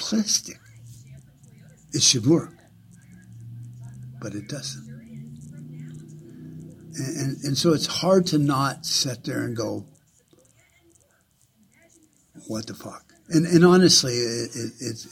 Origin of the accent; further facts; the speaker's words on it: United States; As an American